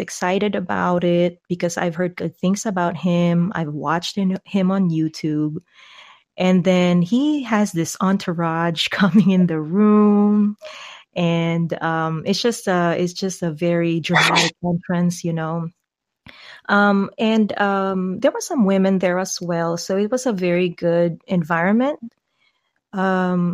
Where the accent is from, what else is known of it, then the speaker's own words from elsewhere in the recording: Philippines; as a Filipino